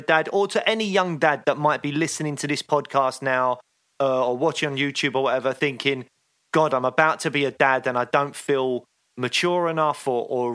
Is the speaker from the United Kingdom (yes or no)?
yes; England, United Kingdom; we're English